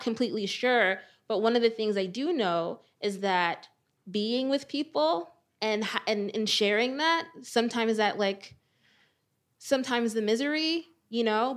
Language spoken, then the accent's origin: English; Perth Amboy, New Jersey, United States; I live in Perth Amboy, New Jersey, my hometown